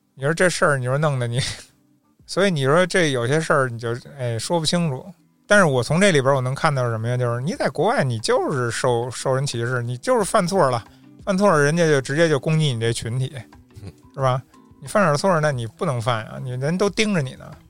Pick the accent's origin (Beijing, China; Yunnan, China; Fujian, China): Beijing, China; 我从北方，我， 我是北京人